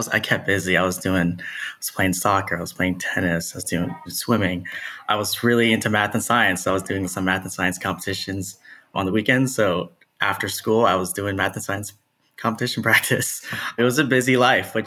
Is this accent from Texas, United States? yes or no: yes; Texas, United States; moved away as an adult; also born or lived in Nashville, Tennessee / Keller, Texas / Dallas, Texas; born and raised Texan, love Texas, was in Dallas for a while growing up